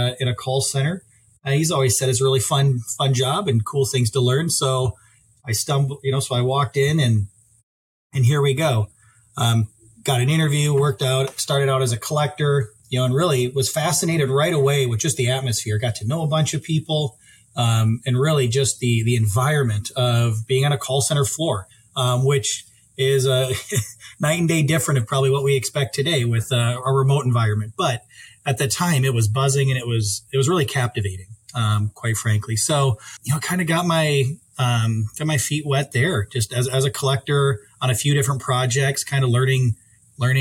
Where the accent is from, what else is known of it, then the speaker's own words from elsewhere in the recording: Sioux Falls, South Dakota, United States; moved away as an adult; now in Fargo, United States; I'm originally from the Sioux Falls area